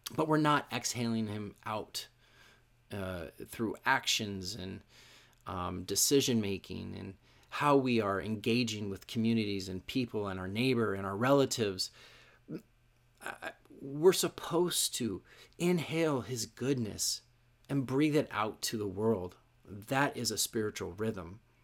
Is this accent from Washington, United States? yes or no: yes; Issaquah, Washington, United States; moved away as an adult; also born or lived in Arizona; I grew up in Issaquah